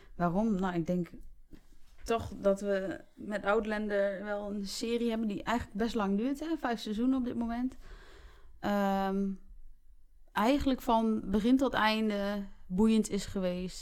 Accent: Raalte, Overijssel, Netherlands; ik kom zelf uit Raalte

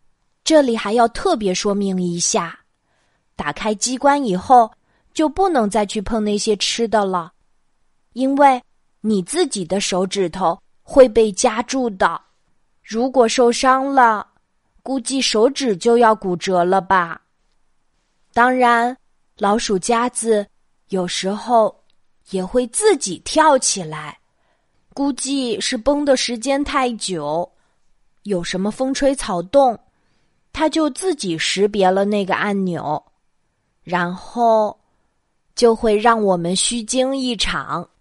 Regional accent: Jiangsu, China; moved away; 今晚我又要给大家讲我小时候的故事啦。 … 的家在江苏，在我小时候住的小镇上，

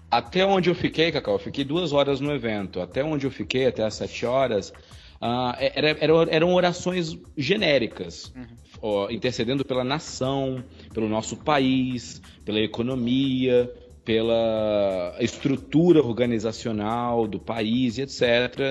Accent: Brazil; Nós, brasileiros

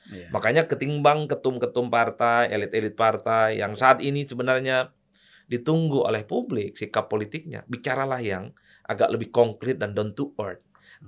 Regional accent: Madura, East Java, Indonesia; kampung saya di Madura

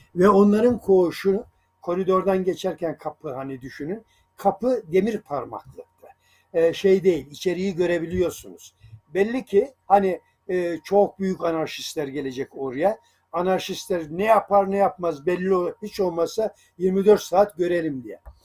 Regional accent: Sarıkamış, Kars Province, Turkey; moved away; also born or lived in Sungurlu, Çorum, Turkey; aslında Karslıyım ben Sarıkamış'ta ama Çorum, Sungurlu civarında e, yaşadığımız bir şeydir.

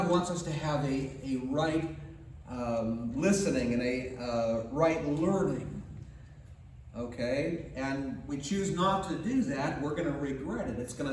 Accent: United States; we as American people

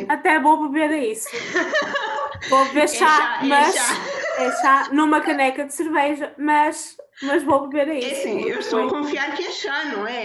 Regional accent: Porto, Norte, Portugal; E eu, ah, ok, eu sou, sou do Porto, gosto muito de futebol

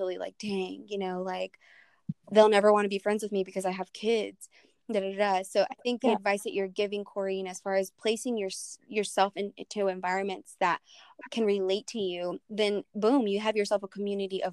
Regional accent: Brownfield, Texas, United States; moved away; I was in my hometown there in Brownfield

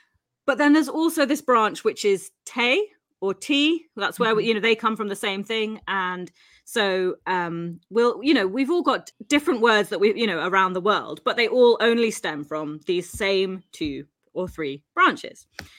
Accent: India; you are the Japanese and I am the Indian

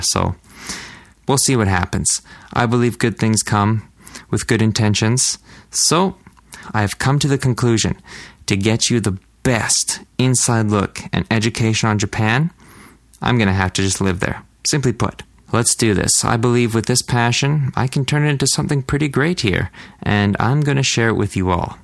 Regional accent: Canada; I'm a Canadian dude

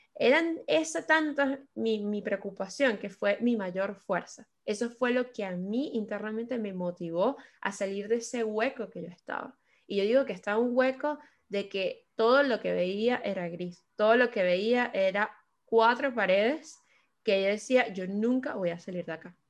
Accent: Caracas, Capital District, Venezuela; moved away as an adult; also born or lived in Spain; now in London, United Kingdom; yo soy de la ciudad de Caracas, eh, Venezuela. Llevo casi cinco años en la ciudad de Londres

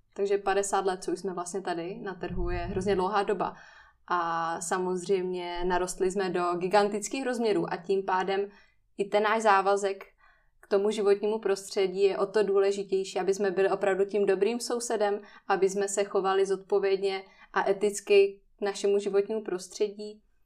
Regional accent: Ostrava, Moravian-Silesian Region, Czechia; pocházím z Ostravy

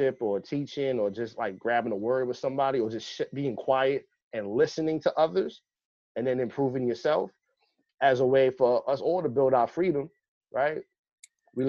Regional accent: New York City, New York, United States; the Bronx that I grew up in, I grew up right off of Southern Boulevard

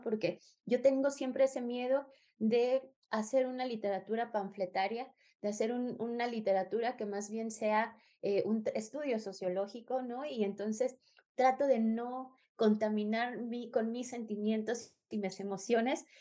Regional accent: Mexico; moved away; also born or lived in Spain; soy mexicana

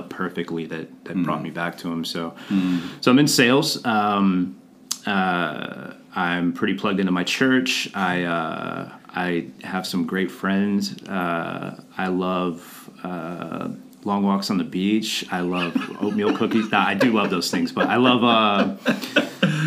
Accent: Atlanta, Georgia, United States; I grew up in Atlanta.

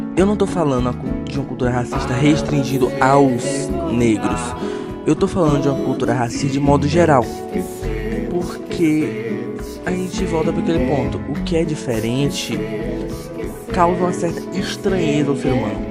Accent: Brazil; Falando como brasileiro

